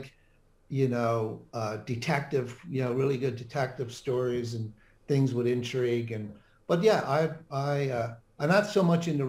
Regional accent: Flat Rock, Newfoundland and Labrador, Canada; also born or lived in Atlanta, United States / Washington, D.C., United States / London, United Kingdom / Korea; now in Dallas, United States; Newfoundland is a province of Canada, very remote place, very Irish. So I grew up in a little place called Flat Rock, Newfoundland, population 400. And I go back there whenever I can. Family's still there.

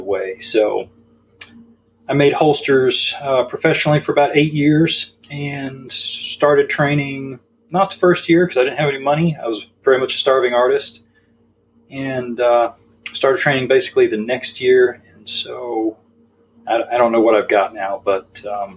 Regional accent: Texas, United States; I grew up in a very firearms friendly home, and so being a Texan and a man

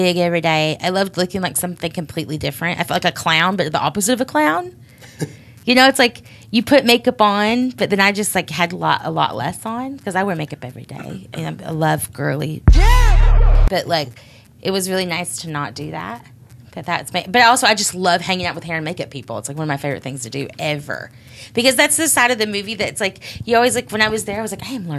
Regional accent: Judsonia, Arkansas, United States; I was from a town called Judsonia

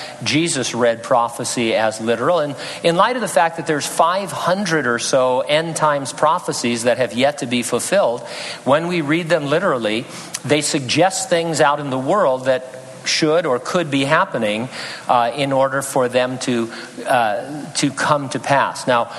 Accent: San Bernardino, California, United States; In California, the counties of Los Angeles, Riverside, and my hometown, San Bernardino, have contributed scans

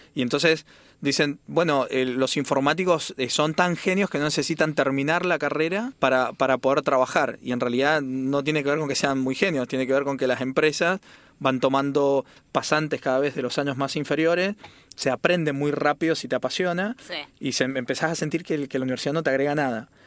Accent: Mendoza, Argentina; soy de Mendoza

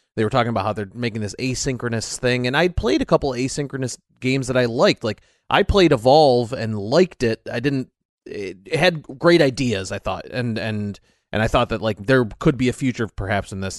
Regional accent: United States; I am American

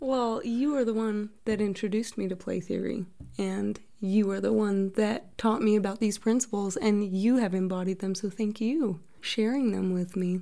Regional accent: Utah, United States; I am originally from Utah

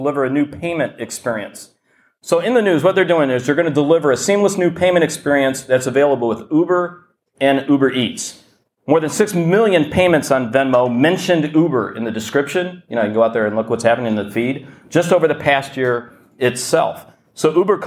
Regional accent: Detroit, Michigan, United States; now in London, United Kingdom; I'm from Detroit originally, and it did feel like home

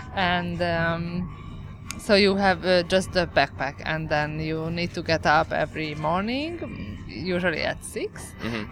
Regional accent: Hungary; moved away as an adult; now in United States; I'm from Hungary.

